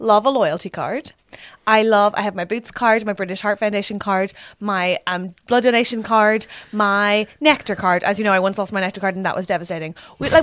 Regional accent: Ireland; I'm Irish

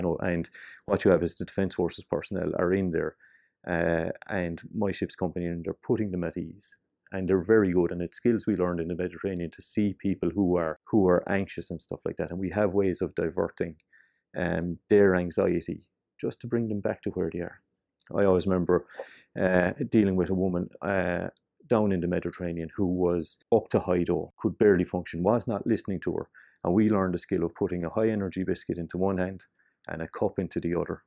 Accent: Cork, Munster, Ireland; we are from Cork

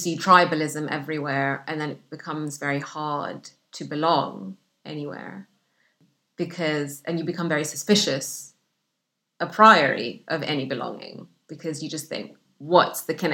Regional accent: Sudan; English is a second language; moved away as an adult; also born or lived in Egypt / Saudi Arabia; now in United Kingdom; the isolation that I grew up with in Sudan

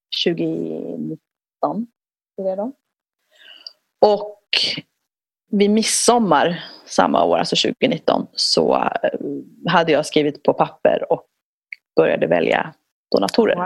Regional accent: Ethiopia; moved away; jag är född i Etiopien.

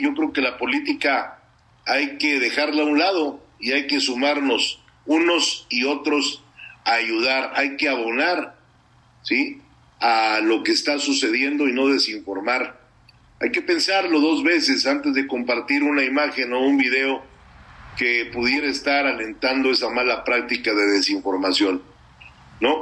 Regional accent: Mexico; como mexicano

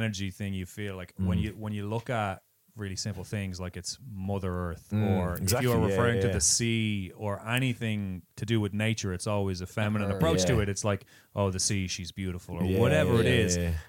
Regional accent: Swords, Leinster, Ireland; accent: Dublin; I'm from Swords, man.

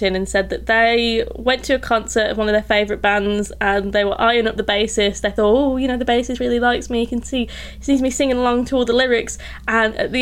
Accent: United Kingdom; I'm from Britain

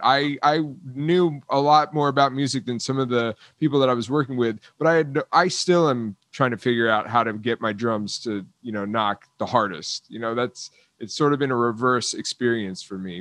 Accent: South Florida, United States; I grew up in South Florida

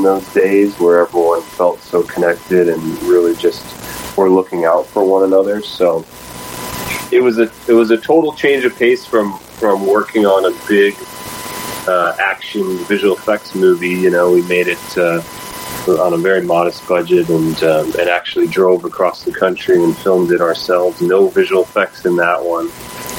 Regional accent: Midwest, United States; moved away; I grew up in the Midwest, you know, pretty far away from Hollywood

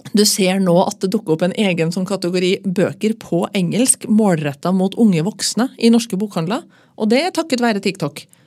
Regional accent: Trøndelag, Norway; now in Oslo, Norway; så er jeg jo trønder

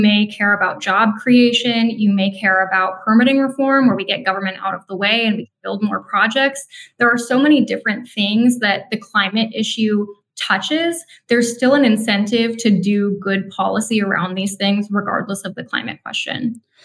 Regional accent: Minnesota, United States; I grew up in Minnesota

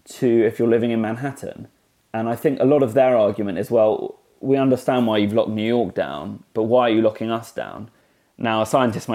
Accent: United Kingdom; as a Brit

